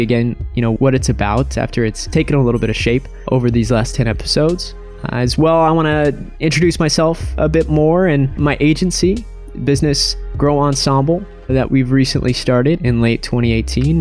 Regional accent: Spokane, Washington, United States; I'm originally from Spokane, Washington

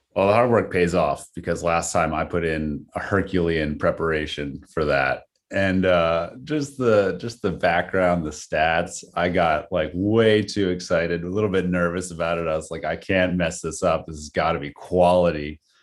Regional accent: York, Pennsylvania, United States; I hail from York, P A.

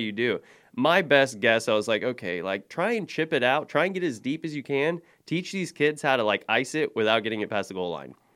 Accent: Oklahoma, United States; moved away; I grew up in Oklahoma

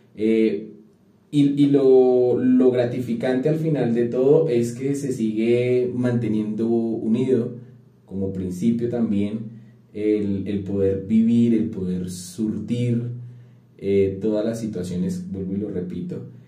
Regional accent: a town near Bogotá, Cundinamarca, Colombia; nací en un pueblo muy cerca a Bogotá, pero sí sigue siendo pueblo, ¿verdad? donde todo mundo se conocía con todo mundo

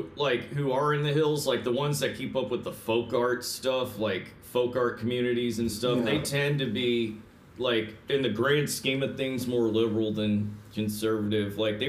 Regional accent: Louisville, Kentucky, United States; where are you from? I'm like, Louisville, and I was like, I hang around Cincinnati a lot or whatever at the time

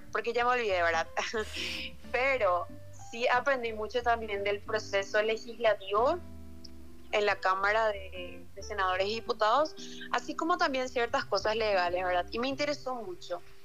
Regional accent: Luque, Central, Paraguay; yo soy de Luque, de la República de Luque

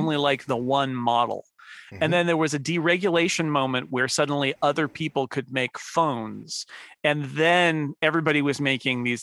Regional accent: Northern California, United States; California definitely California native, but um not the kind that you'd expect. Um, and so even though I was from Northern California

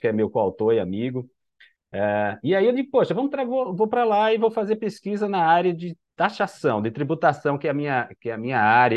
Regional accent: Recife, Pernambuco, Brazil; eu sou daqui de, de Recife

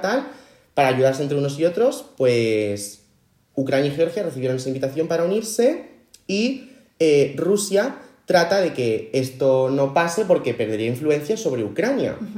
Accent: Spain; somos españoles

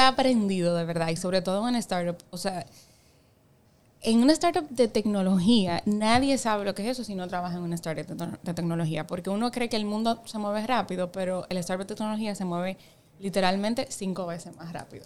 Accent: Las Terrenas, Samaná, Dominican Republic; moved away; Yo soy de Samaná. O sea, yo me crié prácticamente en Samaná.

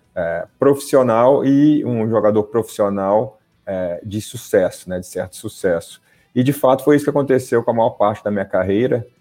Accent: Belo Horizonte, Minas Gerais, Brazil; moved away as an adult; also born or lived in São Paulo; Sou de Belo Horizonte, é, fiz a minha categoria de base no América Mineiro

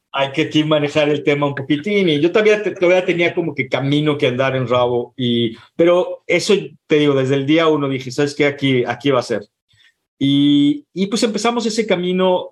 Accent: Guadalajara, Jalisco, Mexico; moved away as an adult; now in San Francisco, United States; Yo soy, yo soy mexicano, yo soy de, de Guadalajara

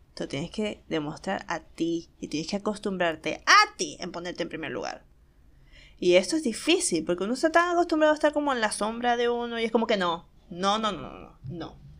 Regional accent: Maracaibo, Zulia, Venezuela; accent: Maracucho; now in Argentina; estoy muy acostumbrada a hablar en maracucho, eh, eso que ustedes acaban de escuchar, el vos sabéis, vos podéis y vos te lo compráis, es la forma en que hablamos en Maracaibo

